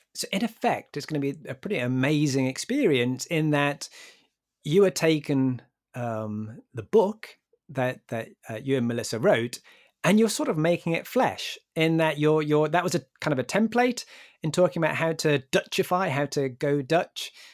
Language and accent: English; Newcastle upon Tyne, North East England, United Kingdom; my hometown in Newcastle